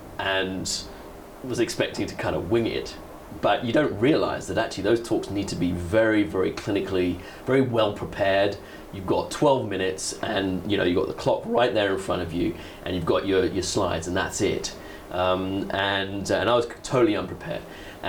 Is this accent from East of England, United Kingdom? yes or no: yes; Letchworth, East of England, United Kingdom; also born or lived in Kendal / Singapore / South Africa; I was born in Kendal in Cumbria, so in the north of England, but I grew up just north of London, so in a place called Letchworth.